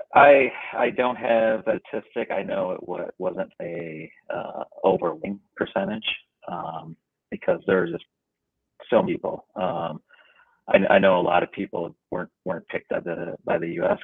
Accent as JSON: {"language": "English", "country": "United States", "tie": "born or raised there", "also_born_or_lived": "Vietnam", "said": "growing up in America"}